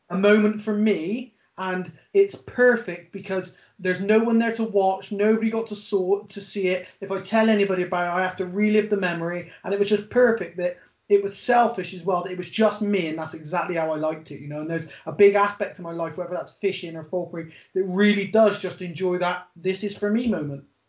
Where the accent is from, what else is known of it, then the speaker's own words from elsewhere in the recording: Bristol, South West England, United Kingdom; I'm from a place called Bristol in the UK